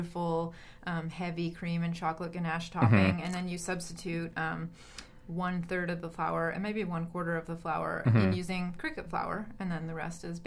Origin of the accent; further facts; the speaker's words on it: Vancouver, British Columbia, Canada; growing up in North America in Vancouver